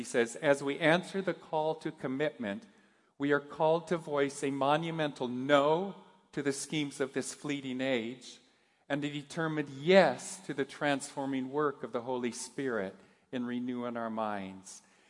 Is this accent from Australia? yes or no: no; Japan; As most of you know, I grew up in Japan. My folks were missionaries.